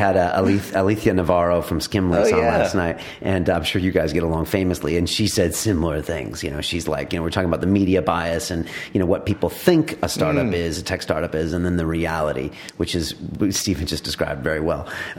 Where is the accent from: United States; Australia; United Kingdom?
United Kingdom; You have a customer base that's British. We're British. We're here.